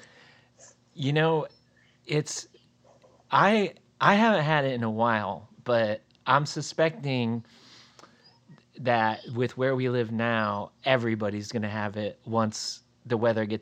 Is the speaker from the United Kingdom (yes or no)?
no; Florida, United States; moved away; The area where I grew up in Florida